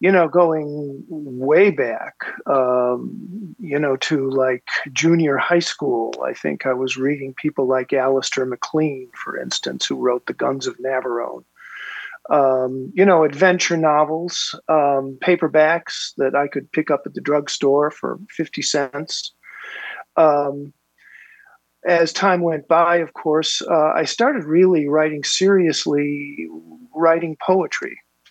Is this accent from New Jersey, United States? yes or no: no; Mount Prospect, Illinois, United States; moved away as an adult; also born or lived in Minnesota / Northern California / Indianapolis, Indiana / Michigan City, Indiana; now in Long Beach, Indiana, United States; I grew up around Chicago, grew up in a town called Mount Prospect, Illinois. It's a northwest suburb of Chicago. Went to school up in Minnesota and, have lived in a number of different places.